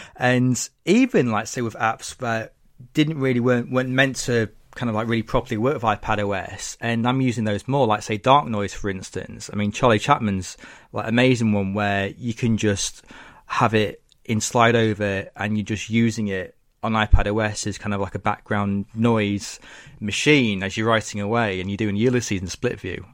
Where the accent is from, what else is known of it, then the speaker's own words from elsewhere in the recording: Lincoln, East Midlands, United Kingdom; living in my hometown of Lincoln, England